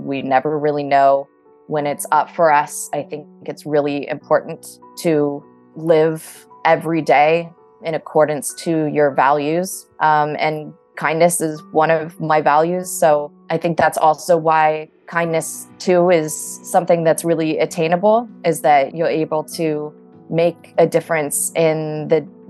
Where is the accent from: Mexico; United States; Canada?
United States; Southern California; I am originally from Southern California.